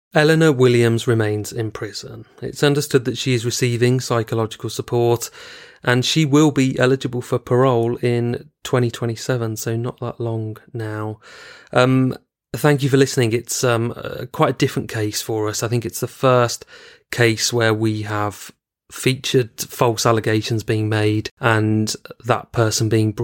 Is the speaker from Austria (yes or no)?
no; United Kingdom; I am British Pakistani, British first with Pakistani heritage, and we were always brought up to be interracial, to mix with the entire community.